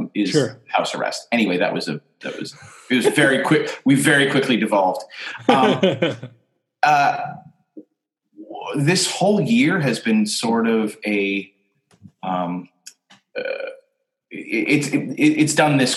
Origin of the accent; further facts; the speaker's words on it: Canada; I'm Canadian